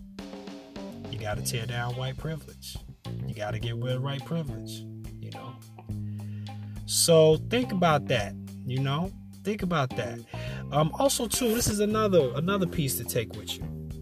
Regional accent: United States; America is where I'm from. You know, we are American bred, you know, and born black

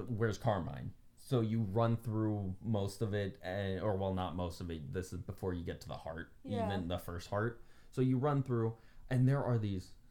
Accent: West Virginia, United States; I grew up in West Virginia

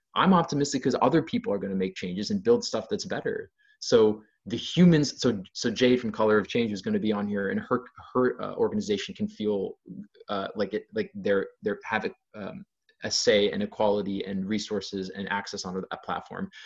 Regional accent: Ohio, United States; I'm from Ohio, so I bring a, less of a coastal perspective per se

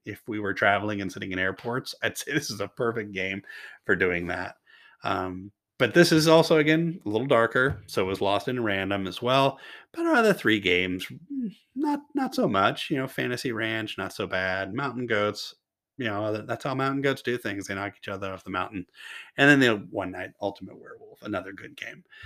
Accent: Kentucky, United States; now in Washington State, United States; I'm originally from Kentucky.

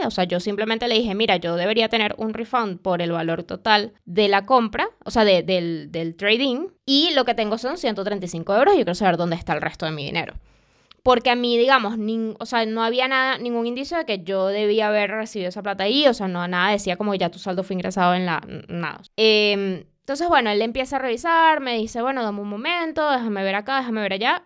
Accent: Venezuela; moved away; vengo de Venezuela, yo tuve ABA, yo tuve que pelear con CanTV

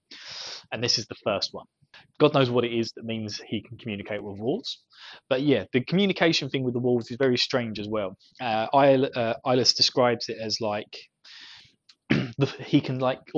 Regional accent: Essex, East of England, United Kingdom; I'm from Essex.

